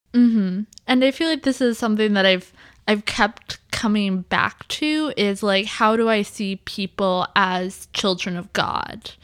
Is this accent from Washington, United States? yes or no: yes; suburb of Seattle, Washington, United States; also born or lived in Iowa; we moved from Iowa to a suburb of Seattle